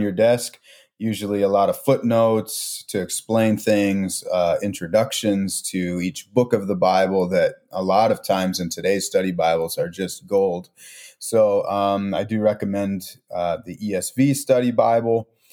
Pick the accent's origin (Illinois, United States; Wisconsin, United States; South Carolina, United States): Wisconsin, United States; Milwaukee; also born or lived in Chicagoland; now in Chicago, United States; I grew up in Milwaukee, Wisconsin